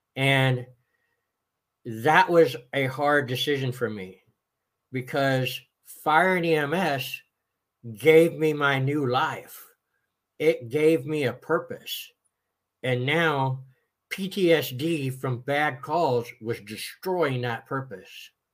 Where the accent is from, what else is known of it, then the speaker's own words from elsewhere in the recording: Austin, Texas, United States; Originally, I am from Austin, Texas